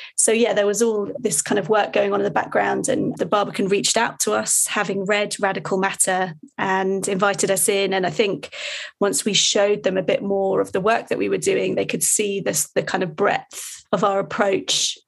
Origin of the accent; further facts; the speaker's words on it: Hertfordshire, East of England, United Kingdom; I grew up in Hertfordshire